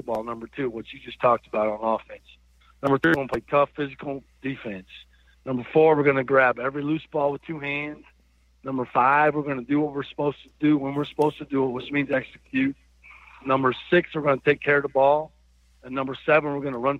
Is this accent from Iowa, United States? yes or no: yes; Iowa, United States; moved away as an adult; also born or lived in Arkansas; I grew up in Iowa and as a young person and moved to Arkansas when I was a senior in college